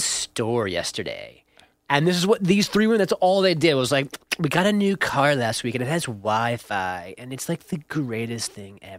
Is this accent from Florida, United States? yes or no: no; New York, United States; as a New Yorker